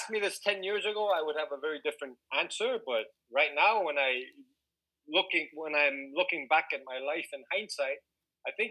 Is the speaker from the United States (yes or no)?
no; Singapore; I was growing up in Singapore, so I, I, I was not a Singaporean, so I wasn't allowed to work.